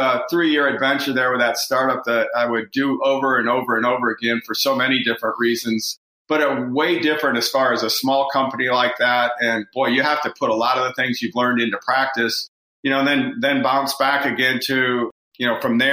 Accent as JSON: {"language": "English", "region": "Michigan", "country": "United States", "tie": "born or raised there", "moved": "as an adult", "lives_now": "Northwest Arkansas, United States", "said": "I'm originally from Michigan, grew up there"}